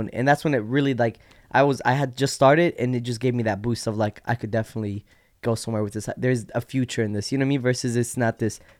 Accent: Iraq; born there; moved away; also born or lived in Yemen / Jordan; Well, I was born in Iraq, right? Born there. Um, from Iraq went to Yemen. From Yemen went to Jordan because you know the war, and we just were like I was a, re- a refugee and we just moved around.

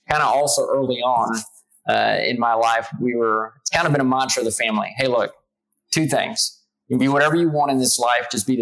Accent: South Texas, United States; moved away as an adult; also born or lived in New York; I grew up in South Texas

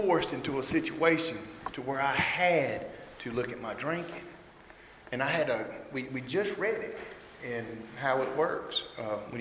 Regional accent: Mayodan, North Carolina, United States; now in Elm City, United States; I am actually from a small town in North Carolina called Mayo Dan. It's where the Mayo and the Dan River meet.

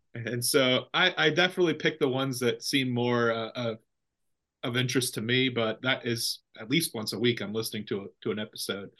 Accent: Central Valley, California, United States; now in Ripon, United States; I'm from the Central Valley, but not from Ripon

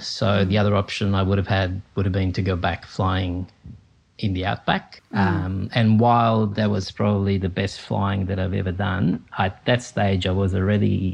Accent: Capri, Campania, Italy; moved away; I was born in Italy, and I grew up on the island of Capri near Naples, close to the Amalfi Coast

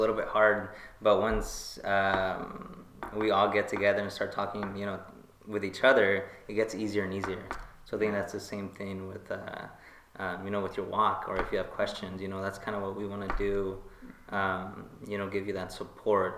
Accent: Tijuana, Baja California, Mexico; now in United States; we're from Mexico, from Tijuana.

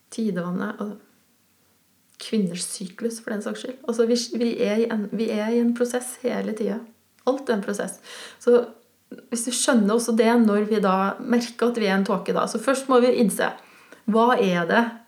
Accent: Switzerland; now in Norway; på fjellet oppe i Sveits, der jeg kommer fra

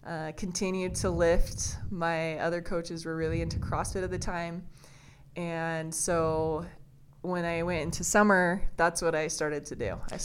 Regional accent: Riverton, Utah, United States; also born or lived in Twin Falls, Idaho; I was born and raised in Riverton.

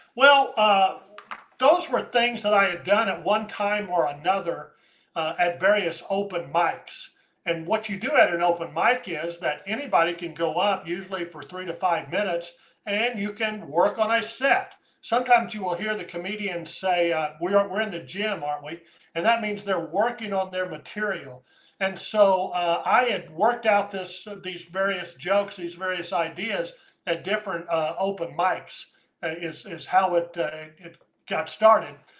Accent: United States; I'm an American

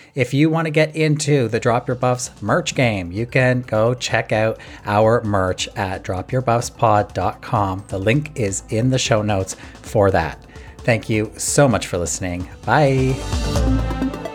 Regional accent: Canada; from my hometown here

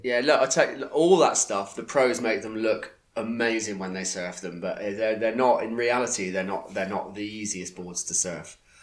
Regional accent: Plymouth, South West England, United Kingdom; now in Croyde, United Kingdom; I grew up in Plymouth, born in Plymouth

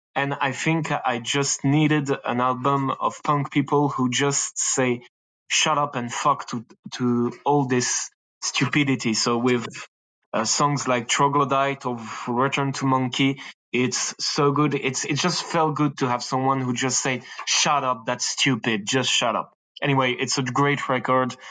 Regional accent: France; accent: French; English is a second language; I'm from France, as you can probably hear it with this accent

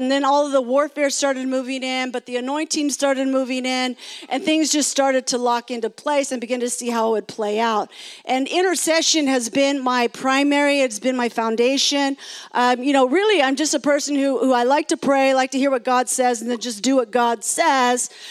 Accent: California, United States; I am from California. I've been in California for a long time

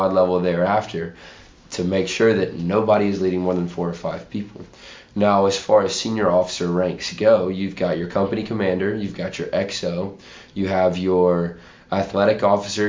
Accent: Chapin, South Carolina, United States; I'm from Chapin, South Carolina

